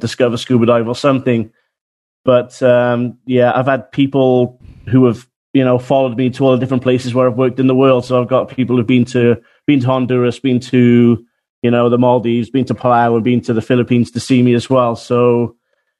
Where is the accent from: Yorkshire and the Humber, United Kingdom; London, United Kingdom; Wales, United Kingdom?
Wales, United Kingdom; now in New Zealand; I'm actually from Wales in the UK